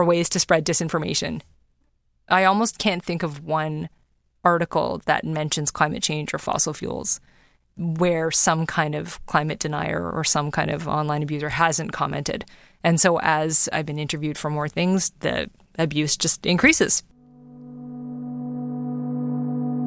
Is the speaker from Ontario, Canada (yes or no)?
yes; Toronto, Ontario, Canada; born or raised there